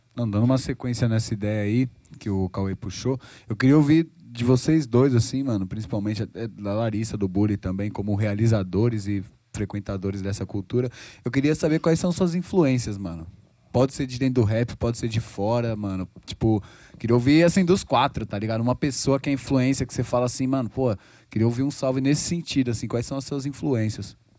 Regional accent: Rio Pequeno, São Paulo, Brazil; da minha quebrada ali, Rio Pequeno, mil e dez

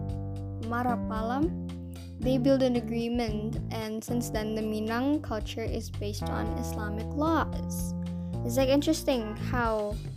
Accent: Padang, West Sumatra, Indonesia; I am from Padang, which is West Sumatra. Yes, I'm from there

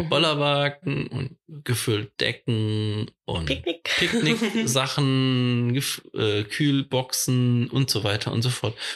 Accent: Hohenlohe, Baden-Württemberg, Germany; in meiner Heimat, gut, nicht ganz, würde der Schwabe sagen, also im Hohen Leuschen

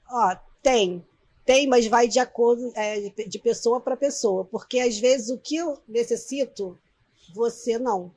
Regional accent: Nova Iguaçu, Rio de Janeiro, Brazil; also born or lived in Belford Roxo; eu sou nascida em Nova Iguaçu, né? Mas eu fui acolhida por Belfort Roxo

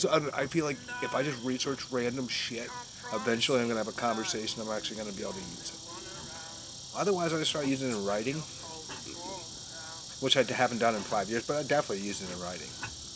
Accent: North Carolina, United States; I was born in North Carolina.

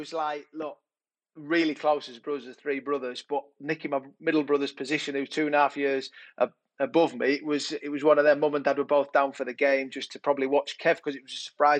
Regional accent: Yorkshire and the Humber, United Kingdom; growing up in Yorkshire with two older brothers, Andy and Kev

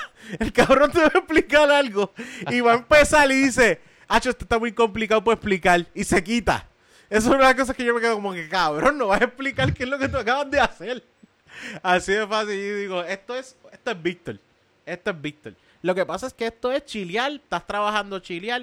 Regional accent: Levittown, Puerto Rico; Si soy de Levitown

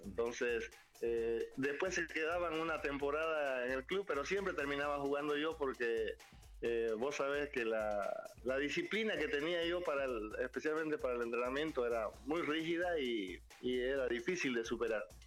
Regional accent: Bolivia; como boliviano

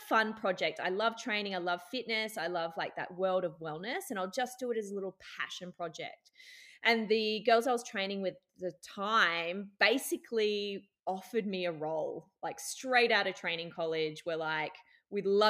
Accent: Brisbane, Queensland, Australia; moved away as an adult; also born or lived in Newcastle, New South Wales / Dubai; now in Byron Bay, Australia; I was born in Newey, so I was a Newey girl, but I did most of my growing up in Brisbane

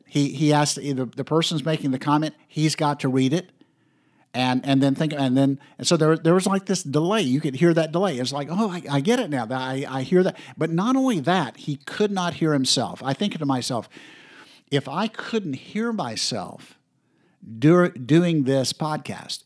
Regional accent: Florida, United States; I was from Florida

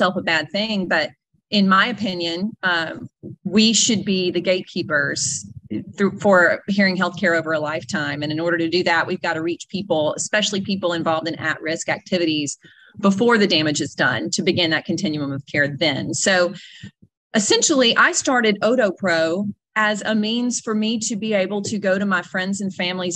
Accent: North Mississippi, United States; also born or lived in Nashville, Tennessee; I'm originally from North Mississippi

